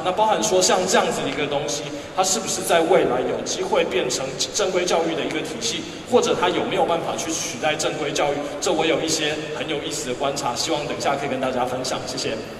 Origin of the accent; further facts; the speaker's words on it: Taiwan; 我是从台湾来的